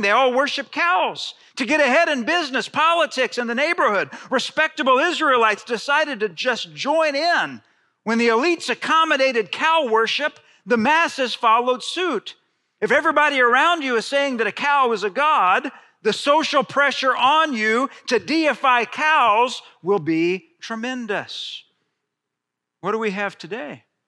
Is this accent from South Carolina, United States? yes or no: no; Friendswood, Texas, United States; growing up in Friendswood, Texas